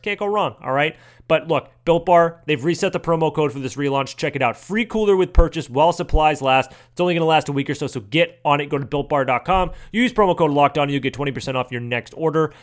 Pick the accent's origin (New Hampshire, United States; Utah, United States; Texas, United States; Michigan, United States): New Hampshire, United States; Manchester; my hometown Manchester